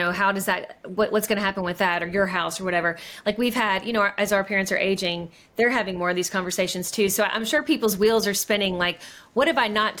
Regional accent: Kentucky, United States; now in Georgia, United States; when we live away from our home state, we're from Kentucky, we live in Georgia.

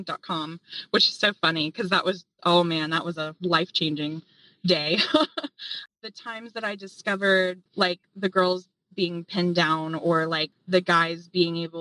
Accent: Appalachia, United States; Growing up in Appalachia

